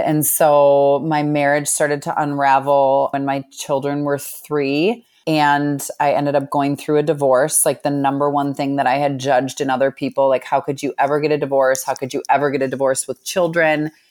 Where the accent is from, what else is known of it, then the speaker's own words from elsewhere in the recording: Minneapolis, Minnesota, United States; I grew up in Minneapolis